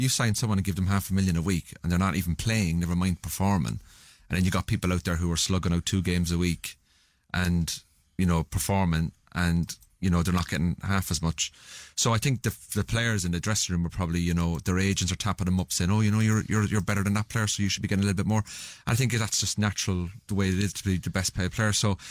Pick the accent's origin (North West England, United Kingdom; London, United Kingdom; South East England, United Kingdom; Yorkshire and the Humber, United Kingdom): North West England, United Kingdom; Salford; It's good to be in Manchester. As you can tell, I'm from Salford.